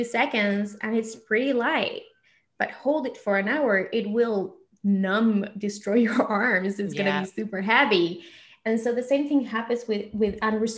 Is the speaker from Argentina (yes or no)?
yes; Argentina; English is a second language; moved away; I grew up in Argentina